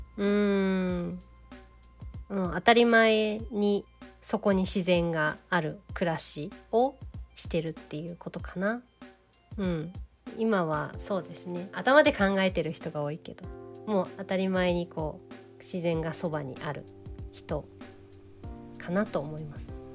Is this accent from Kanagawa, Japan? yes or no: yes; Kawasaki, Kanagawa, Japan; now in Matsumoto, Japan; 私が生まれ育ちが神奈川県の川崎というところなんですけど